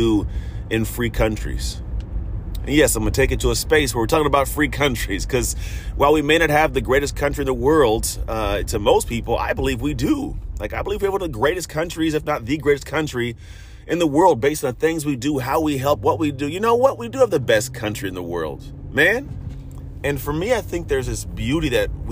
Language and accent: English; San Francisco Bay Area, California, United States; I come from the San Francisco Bay Area